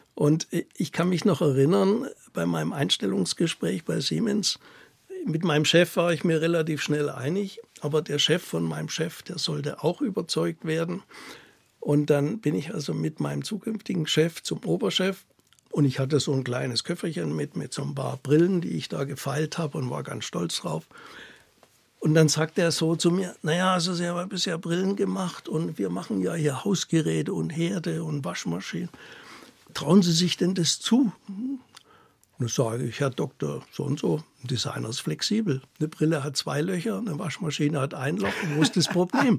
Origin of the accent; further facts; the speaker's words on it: Ore Mountains, Saxony, Germany; accent: Saxon; moved away; Ich bin ja in der DDR im Erzgebirge aufgewachsen